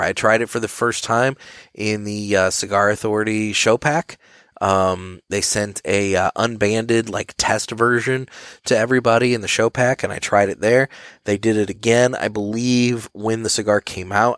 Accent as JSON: {"language": "English", "town": "St. Louis", "region": "Missouri", "country": "United States", "said": "We're two guys from Saint Louis"}